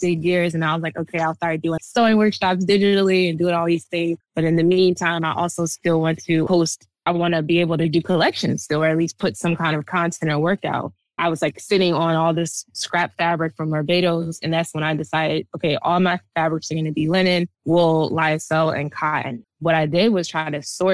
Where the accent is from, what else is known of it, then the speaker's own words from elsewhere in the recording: East Orange, New Jersey, United States; I grew up in East Orange, New Jersey.